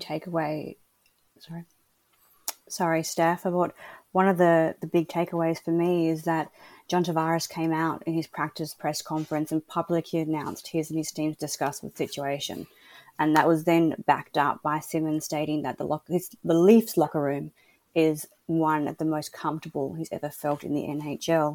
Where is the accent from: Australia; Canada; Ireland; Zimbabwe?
Australia; I'm an Aussie